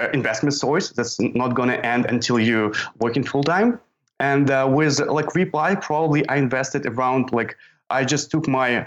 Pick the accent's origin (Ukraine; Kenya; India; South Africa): Ukraine; I'm from Ukraine